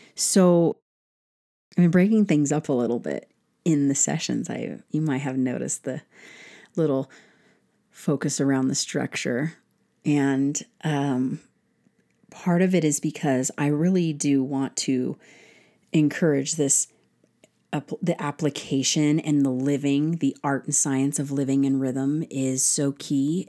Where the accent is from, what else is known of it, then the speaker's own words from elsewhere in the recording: United States; as an American citizen